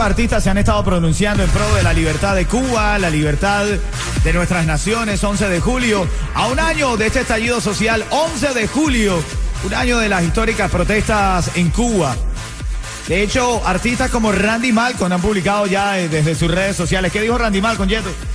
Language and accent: Spanish; Venezuela; now in Miami, United States; como venezolano, de la libertad de mi país, de Venezuela